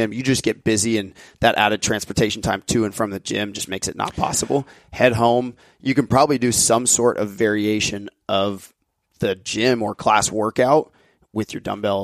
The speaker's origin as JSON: {"language": "English", "country": "United States", "said": "We're American"}